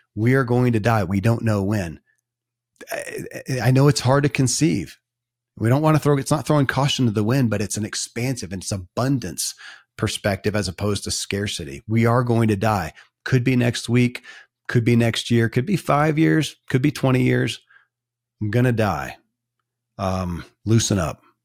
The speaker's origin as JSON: {"language": "English", "region": "Kentucky", "country": "United States", "tie": "born or raised there"}